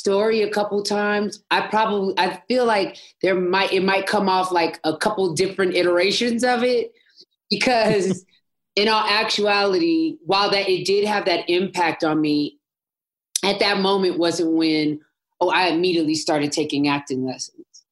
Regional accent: Los Angeles, California, United States; I'm born and bred in Los Angeles, California

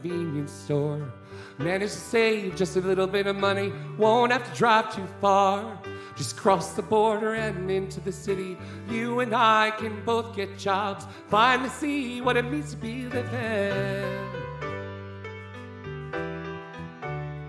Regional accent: Florida, United States; I am from Florida

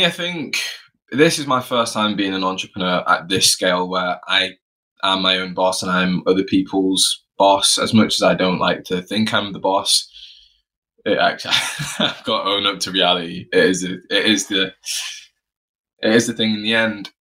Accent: Florida, United States; born there; I was born in Florida, but my family are from the West Indies, a small little island called Montserrat, a volcanic island.

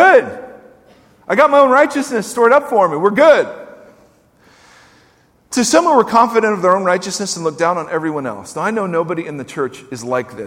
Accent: United States; as American Christians

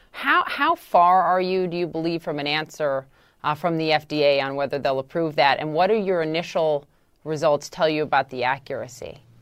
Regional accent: Minnesota, United States; my home state of Minnesota

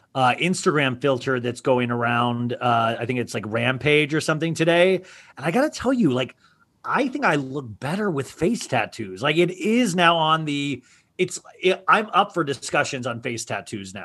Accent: Kansas, United States; I grew up in Kansas and like, you know, like the Midwestern kind of feel of a home

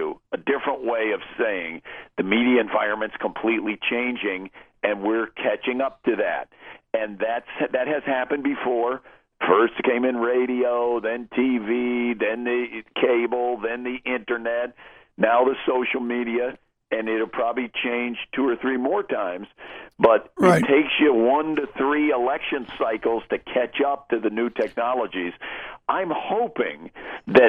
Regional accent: California, United States; also born or lived in Texas; I was born in Texas and grew up in California

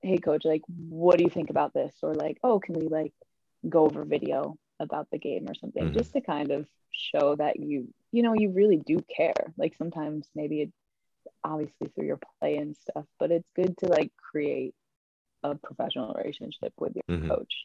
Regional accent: United States; also born or lived in Spain; I'm an American

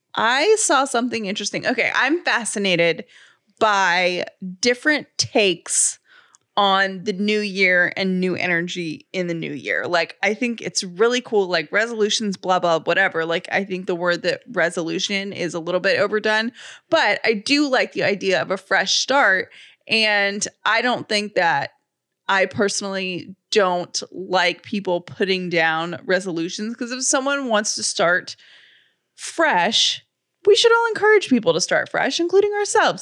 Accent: Atlanta, Georgia, United States; I grew up in City of Atlanta garbage.

